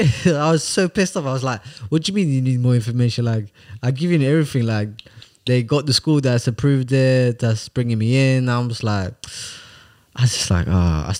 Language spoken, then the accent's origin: English; Sweden; moved away; I said, Sweden. Obviously, I am from Sweden